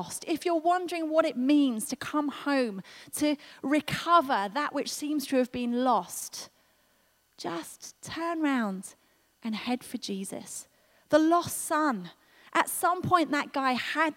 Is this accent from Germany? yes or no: no; United Kingdom; we're so British